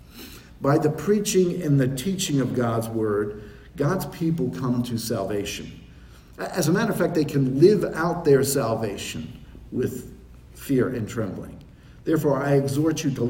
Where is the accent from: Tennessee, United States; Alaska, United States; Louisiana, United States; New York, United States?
New York, United States; New York City; I was born in New York City